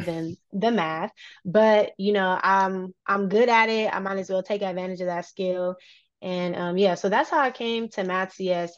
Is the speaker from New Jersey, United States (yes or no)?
no; Los Angeles, California, United States; moved away as an adult; also born or lived in Louisiana; now in San Diego, United States; I love my hometown